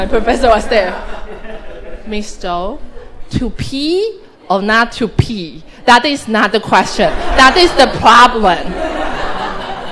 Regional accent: Taiwan

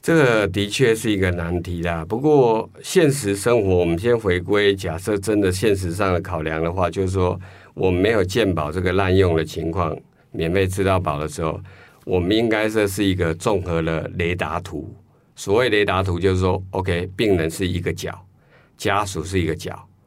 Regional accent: Taiwan; 我们台湾人不太习惯这时候去讨论

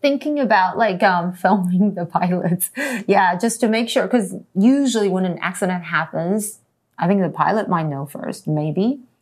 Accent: Queensland, Australia; I grew up in Queensland

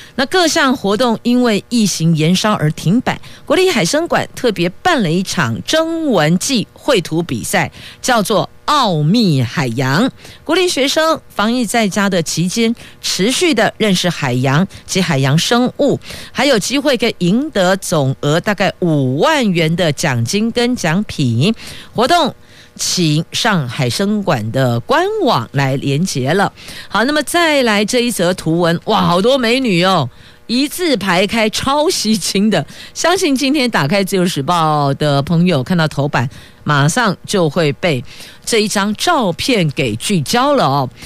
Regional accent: Taiwan; 身为台湾人

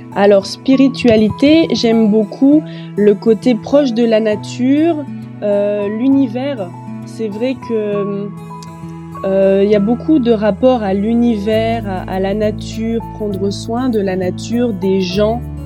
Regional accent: Metz, Grand Est, France; je suis française. Je suis née à Metz, dans le nord de la France

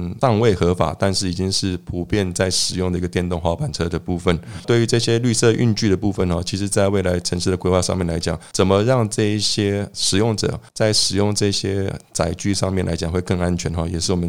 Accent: Zhongli, Taoyuan, Taiwan; 我身为一个土生土长的中立人哦

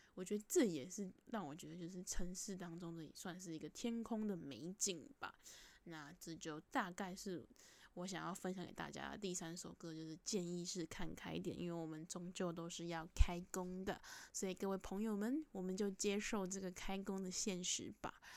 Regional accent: Taipei, Taiwan; 我自己从小住在台北市

